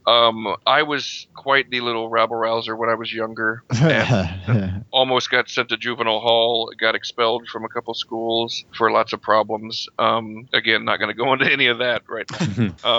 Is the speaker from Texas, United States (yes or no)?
yes; Houston, Texas, United States; also born or lived in St. Louis, Missouri; I was born in St. Louis, but my family moved from there before I even remember anything about it. I was 4 years old when we moved to Houston